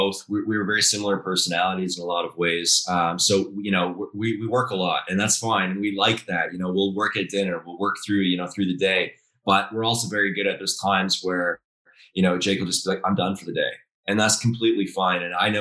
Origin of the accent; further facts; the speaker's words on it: Dubai, United Arab Emirates; also born or lived in Calgary; I'm originally from Calgary, but I grew up overseas in Dubai and I've been bouncing around ever since.